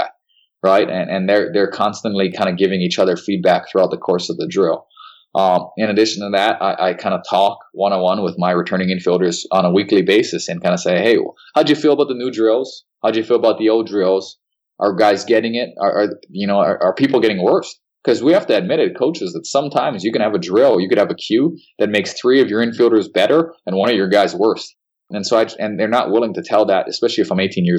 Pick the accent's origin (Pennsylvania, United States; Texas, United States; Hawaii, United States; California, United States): Hawaii, United States; Hilo; moved away; also born or lived in Seattle-Tacoma area, Washington; I'm from Hilo, so it's one of the rainiest cities in the Western Hemisphere